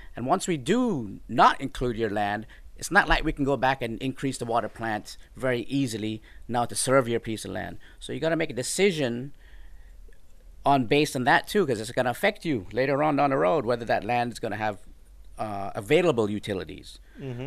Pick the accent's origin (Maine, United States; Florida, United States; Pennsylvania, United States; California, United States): Florida, United States; moved away as an adult; also born or lived in Jamaica / Colorado; now in Houston, United States; I grew up in Florida